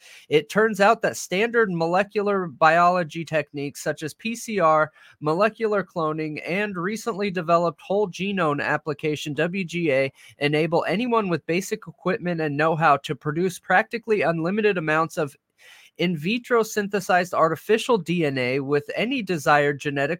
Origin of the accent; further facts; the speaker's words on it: California, United States; I'm from California, bro.